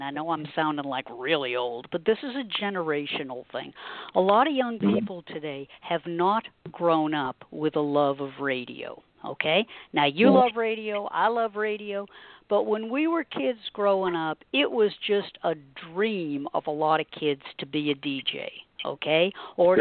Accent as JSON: {"language": "English", "town": "Boston", "region": "Massachusetts", "country": "United States", "also_born_or_lived": "Cleveland", "moved": "as an adult", "said": "I'm originally from Boston"}